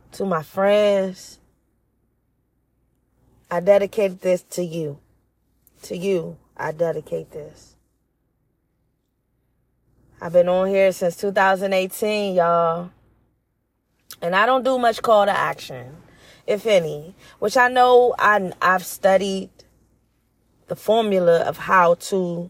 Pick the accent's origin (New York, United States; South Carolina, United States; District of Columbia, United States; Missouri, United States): District of Columbia, United States; Washington; I was born in Washington, D.C.